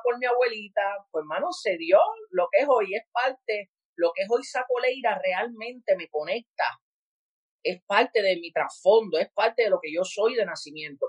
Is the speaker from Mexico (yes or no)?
no; San Juan, Puerto Rico; also born or lived in Carolina, Puerto Rico; me crié en Cupey Bajo, Puerto Rico, la mayoría del tiempo en mi infancia